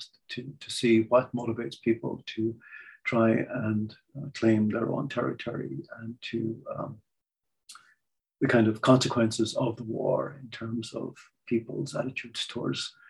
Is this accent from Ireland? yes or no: yes; Ireland; I'm Irish